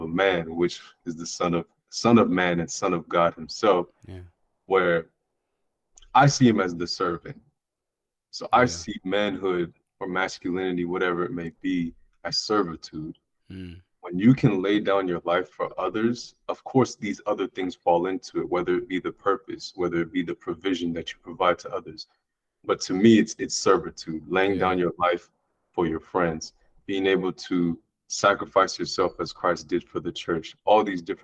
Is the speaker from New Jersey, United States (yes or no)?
no; Southern California, United States; born and raised in Southern California to two Nigerian parents